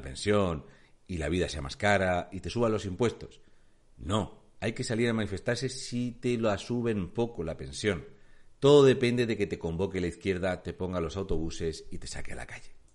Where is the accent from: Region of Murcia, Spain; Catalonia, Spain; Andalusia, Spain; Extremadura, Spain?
Region of Murcia, Spain; soy un murciano encabronado